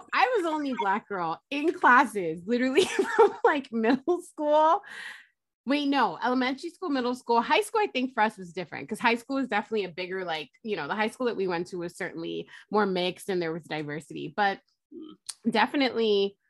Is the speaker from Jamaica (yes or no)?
yes; Jamaica; Why am I not bringing my pride about my culture, right? Being Jamaican and like who I am.